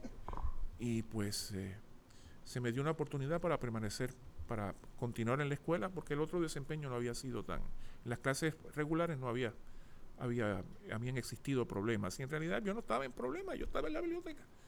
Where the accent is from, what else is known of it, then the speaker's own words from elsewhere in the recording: San Juan, Puerto Rico; Nací en el Hospital del Maestro el 12 de noviembre de 1960.